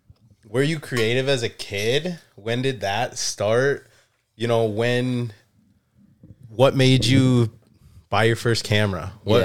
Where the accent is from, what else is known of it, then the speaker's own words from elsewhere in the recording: Minnesota, United States; moved away as an adult; now in Arizona, United States; From Minnesota.